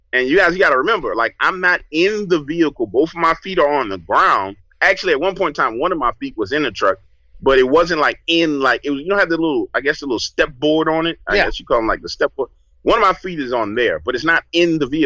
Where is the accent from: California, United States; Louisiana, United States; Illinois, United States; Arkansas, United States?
Louisiana, United States; New Orleans; I grew up in New Orleans